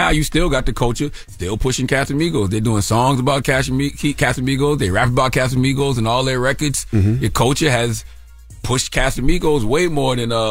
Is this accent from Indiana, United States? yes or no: no; New York, United States; now in Prosperity, United States; I'm in South Carolina. I'm originally from New York.